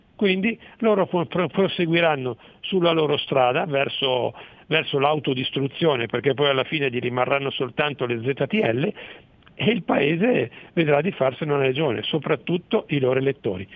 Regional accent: Mantua, Lombardy, Italy; io sono di Mantova

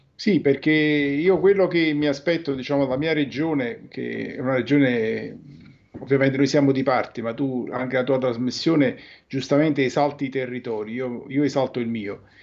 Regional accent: Campania, Italy; da Campano

